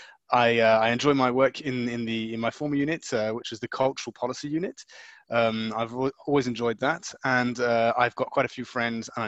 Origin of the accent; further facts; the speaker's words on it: Luxembourg; now in Brussels, Belgium; I was born in Luxembourg and brought up in Luxembourg